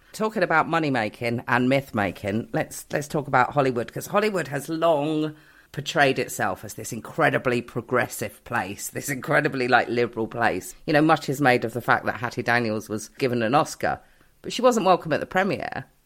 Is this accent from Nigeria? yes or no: no; Newport Pagnell, South East England, United Kingdom; I grew up in Newport Pagnell, which is this little town in Buckinghamshire.